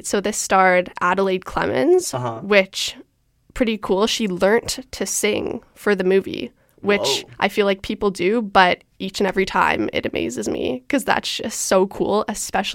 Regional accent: Toronto, Ontario, Canada; I'm from Toronto.

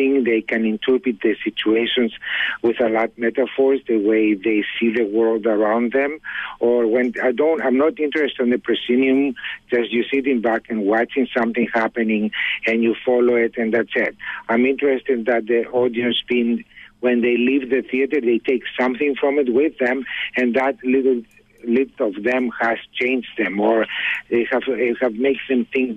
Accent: Greece; moved away; I was born in Greece

